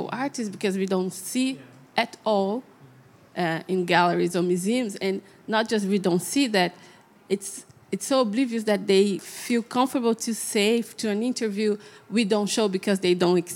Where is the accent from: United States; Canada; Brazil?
Brazil; moved away; I'm from Brazil